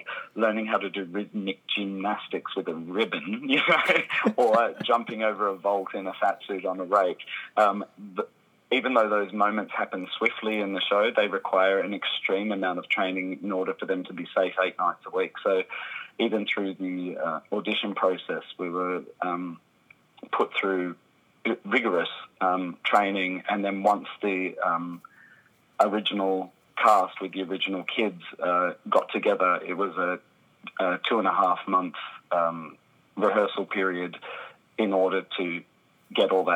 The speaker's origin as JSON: {"language": "English", "country": "Australia", "also_born_or_lived": "London", "moved": "as an adult", "said": "I'm a performer from Australia"}